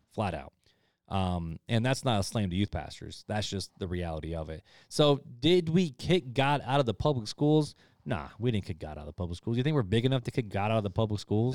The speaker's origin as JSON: {"language": "English", "country": "United States", "said": "as American Christians"}